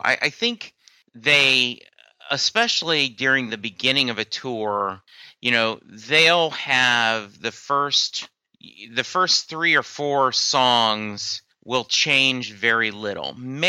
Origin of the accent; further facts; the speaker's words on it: Louisiana, United States; I'm from Louisiana originally, and the college I attended, an instrumental of Jolie Blanc is the college's fight song.